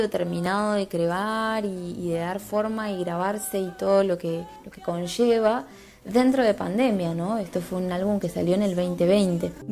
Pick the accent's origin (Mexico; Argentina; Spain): Argentina; Tierra del Fuego; soy artista fueguina.